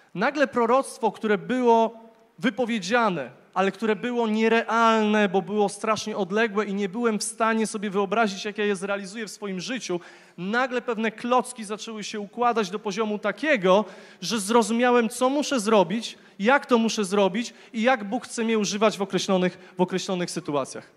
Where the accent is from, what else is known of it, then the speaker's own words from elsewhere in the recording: Głogów, Lower Silesian Voivodeship, Poland; urodziłem się w Głogowie, w pięknym mieście